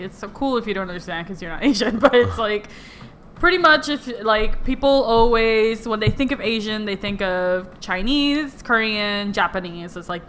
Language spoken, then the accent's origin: English; Puerto Rico; now in Miami, United States; I was raised in Puerto Rico, hence why I am more... People identify me more with the Latina, especially here in Miami.